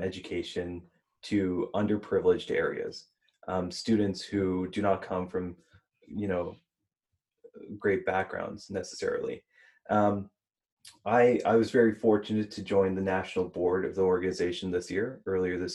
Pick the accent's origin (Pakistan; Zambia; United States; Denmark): United States; Houston, Texas; I was born in Houston